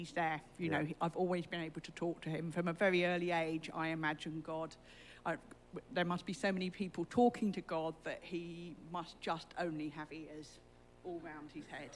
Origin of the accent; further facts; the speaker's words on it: Brighton, South East England, United Kingdom; moved away as an adult; also born or lived in Plumstead, London; now in London, United Kingdom; originally I was from Brighton.